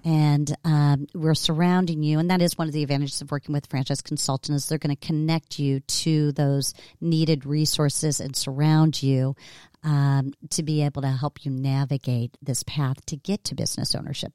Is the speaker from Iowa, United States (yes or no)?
no; Cincinnati, Ohio, United States; my hometown, Cincinnati, Ohio